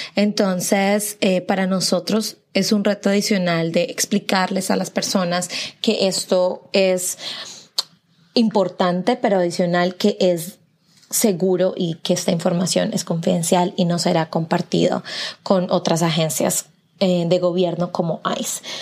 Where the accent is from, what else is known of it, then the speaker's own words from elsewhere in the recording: Colombia; now in Tennessee, United States; yo soy de Colombia